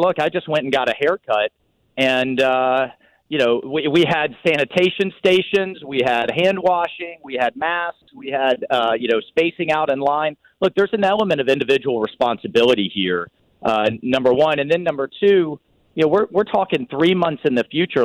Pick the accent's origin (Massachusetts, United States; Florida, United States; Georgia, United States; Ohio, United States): Florida, United States; Jacksonville; I'm from Jacksonville